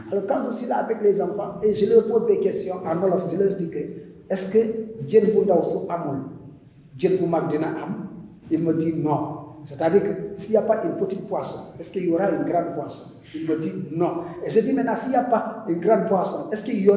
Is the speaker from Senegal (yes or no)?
yes; Casamance, Senegal; now in Toubakouta, Senegal; moi je suis d'origine casassienne, je suis de la Casamance. Ah c'est normal que je parle Mandel, je parle Djola, je parle toutes les langues qui sont ici à Sénégal.